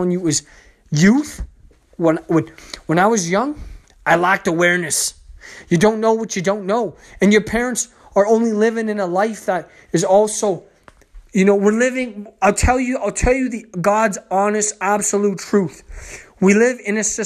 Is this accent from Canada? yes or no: yes; Canada; the province I lived in, because I'm Canadian